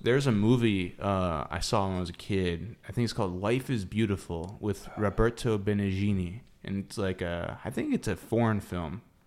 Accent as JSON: {"language": "English", "town": "Palm Coast", "region": "Florida", "country": "United States", "tie": "born or raised there", "said": "I grew up in Palm Coast. That's North Florida."}